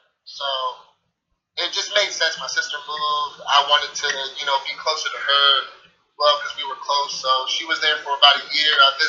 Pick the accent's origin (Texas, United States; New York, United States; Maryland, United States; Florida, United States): Maryland, United States; Upper Marlboro; also born or lived in Largo, Maryland / Glendale, Maryland / Calvert County, Maryland; Specifically, I'm from Marlboro, Maryland. That's in the Prince George's County. Born and raised up in Marlboro. Grew up in Largo a little bit, which is about 10 minutes from it. Moved around a lot. Since I was born and up in Marlboro, I moved almost all over Maryland